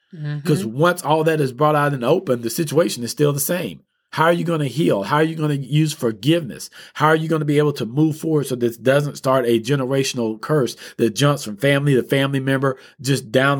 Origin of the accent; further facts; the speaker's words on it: Texas, United States; When I was a child, I grew up in East Texas. I stayed in the woods.